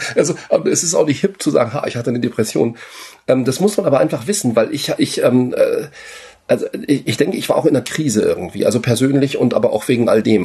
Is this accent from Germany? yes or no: yes; Berlin, Germany; moved away as an adult; also born or lived in France; ich komme ja aus Ostberlin